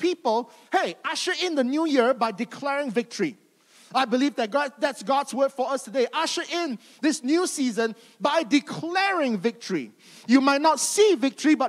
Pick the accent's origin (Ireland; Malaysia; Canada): Malaysia; growing up in Malaysia